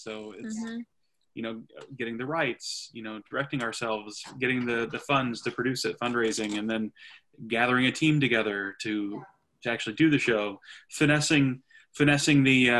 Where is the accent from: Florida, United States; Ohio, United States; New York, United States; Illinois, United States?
Ohio, United States; Westerville; I am from the Westerville area originally. I went to school here